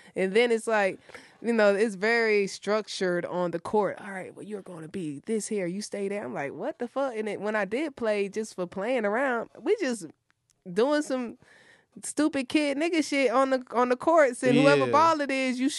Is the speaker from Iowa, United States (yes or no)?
no; Atlanta, Georgia, United States; born or raised there; moved away as an adult; also born or lived in Boston, Massachusetts; now in Los Angeles, United States